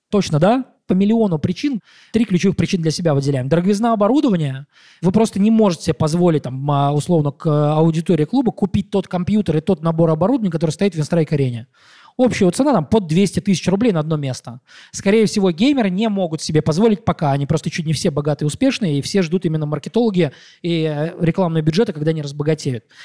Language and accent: Russian; Mordovia, Russia; moved away; я из Мордовии